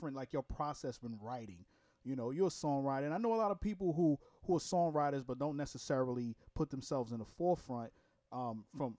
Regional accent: New York, United States; now in Jacksonville, United States; I'm from Brooklyn, New York originally. I just live in Florida

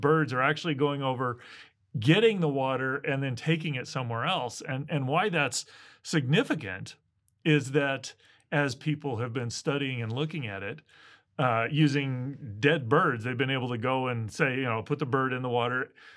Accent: Midwest, United States; I grew up in the Midwest

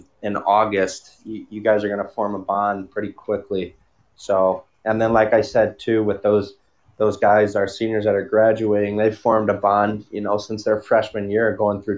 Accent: Ballwin, Missouri, United States; now in Tempe, United States; growing up in Baldwin, it was awesome

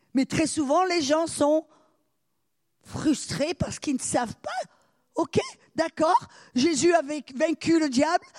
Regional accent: France; now in United States; je suis française, je vis aux États-Unis

